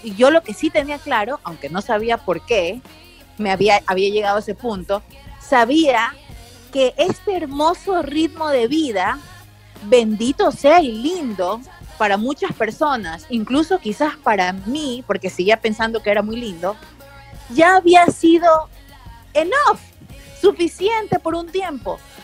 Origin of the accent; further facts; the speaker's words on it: Guayaquil, Guayas, Ecuador; moved away as an adult; also born or lived in United States / Miami; soy guayaquileña